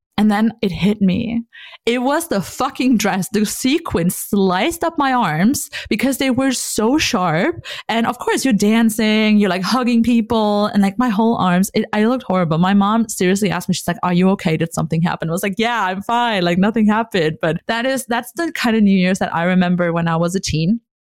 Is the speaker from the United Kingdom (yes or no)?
no; North Rhine-Westphalia, Germany; also born or lived in Hamburg; I was here in my hometown.